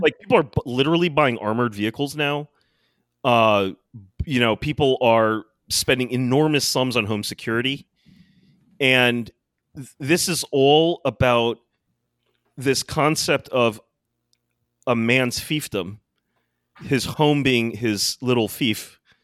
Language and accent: English; United States; growing up in America